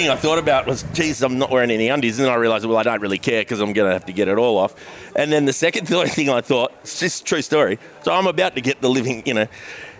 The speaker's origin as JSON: {"language": "English", "town": "Perth", "region": "Western Australia", "country": "Australia", "tie": "born or raised there", "also_born_or_lived": "New South Wales", "moved": "as an adult", "lives_now": "Sydney, Australia", "said": "I'm from Perth"}